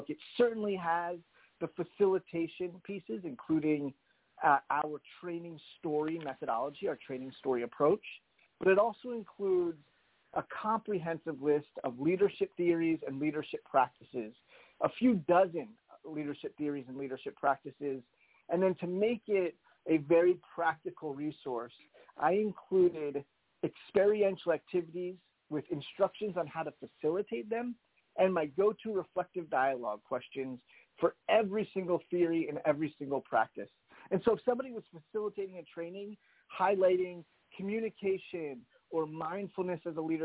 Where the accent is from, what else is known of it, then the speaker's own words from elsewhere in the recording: New Jersey, United States; now in Boston, United States; I was raised in New Jersey